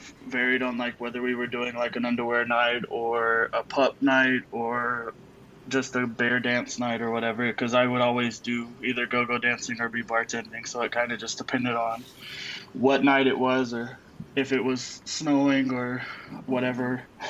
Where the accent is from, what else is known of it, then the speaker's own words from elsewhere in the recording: Tennessee, United States; moved away as an adult; now in Denver, United States; I'm originally from Tennessee